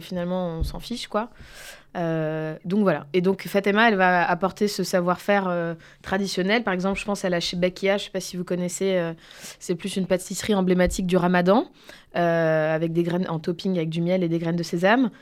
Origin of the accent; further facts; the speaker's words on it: Bordeaux, Nouvelle-Aquitaine, France; je suis de Bordeaux